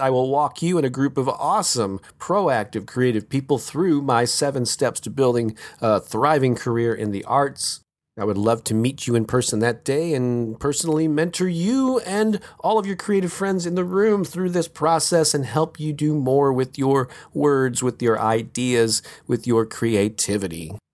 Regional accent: St. Louis, Missouri, United States; right here in my hometown of Saint Louis, Missouri, in the Midwest.

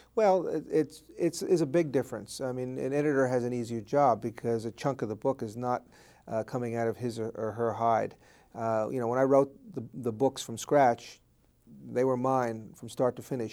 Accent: Bergenfield, New Jersey, United States; It's in northern Jersey in Bergen County, right outside of New York City. The town is called Bergenfield

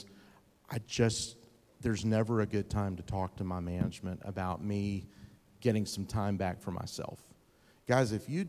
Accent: Texas, United States; I'm from East Texas. I should know that one.

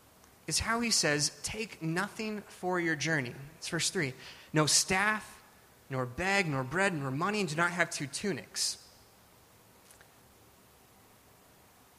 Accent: Alaska, United States; now in California, United States; I grew up in Alaska

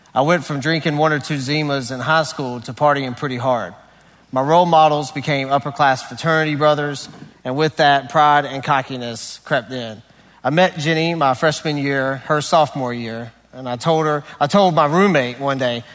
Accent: North Carolina, United States; I grew up in North Carolina with what would be considered an ideal family life

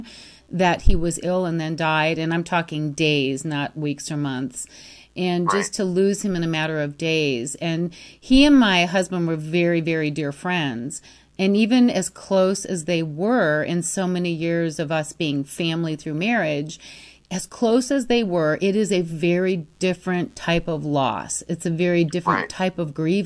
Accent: Free Soil, Michigan, United States; now in Scottsdale, United States; It's a little tiny farm town between Ludington and Manistee

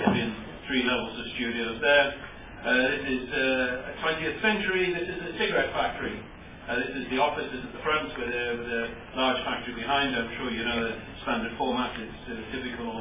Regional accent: Scotland, United Kingdom; I'm from Scotland.

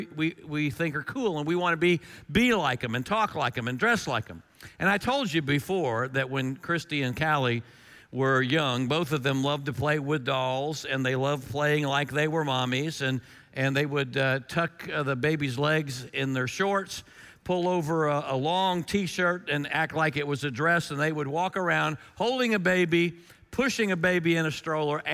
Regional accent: Florida, United States; when I was growing up in Florida in the 1960s

